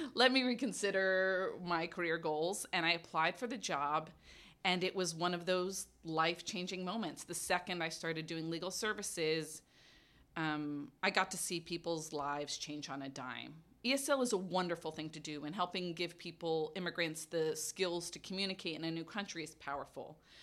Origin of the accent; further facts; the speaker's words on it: New York City, New York, United States; moved away; I grew up in Brooklyn, New York.